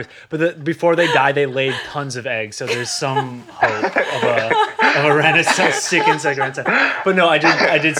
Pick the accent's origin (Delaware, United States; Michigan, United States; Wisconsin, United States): Michigan, United States; Detroit; I'm from Metro Detroit.